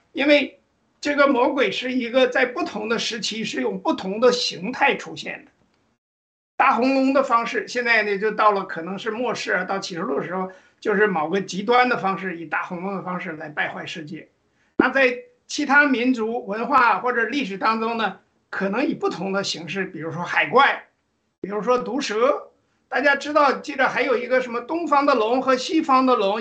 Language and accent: Chinese; China; 我们中国人其实可以说是亚洲的这个人种而已